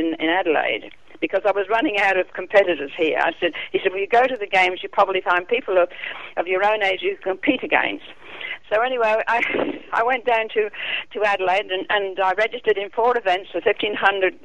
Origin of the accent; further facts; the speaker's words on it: England, United Kingdom; accent: British; moved away as an adult; now in Australia; I was glad I grew up there. It was part of my life, and it'll always be part of me, and I'll always be a Pom in many respects, but I'm an Australian now